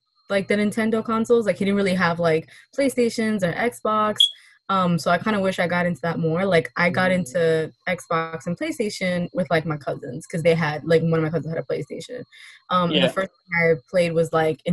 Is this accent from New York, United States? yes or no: yes; New York City, New York, United States; I'm from Queens.